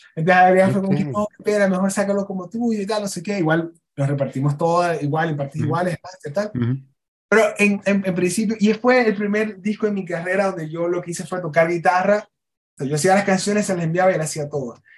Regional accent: Maracaibo, Zulia, Venezuela; now in Mexico; Maracaibo, yo me fui muy molesto del país

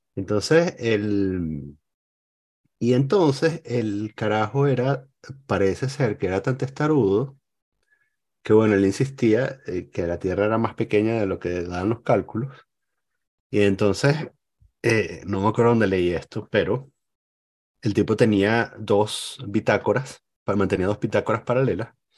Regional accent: El Cafetal, Miranda, Venezuela; moved away; Yo crecí en el Cafetal

